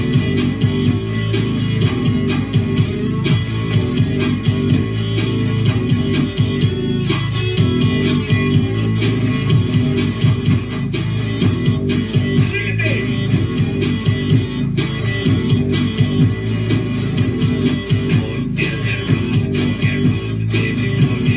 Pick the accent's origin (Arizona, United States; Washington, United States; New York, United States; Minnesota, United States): Arizona, United States; Tucson; moved away as an adult; now in Melbourne, Australia; I'm from Tucson. I started doing this in Tucson